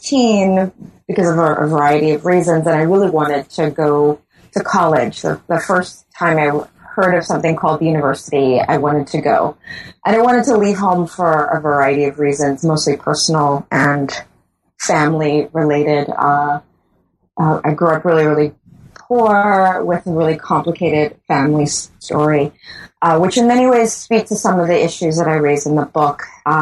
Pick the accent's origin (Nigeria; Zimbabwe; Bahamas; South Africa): Bahamas; yes, I am born and raised in the Bahamas, and I've been working in the tourist industry for as long as I can remember.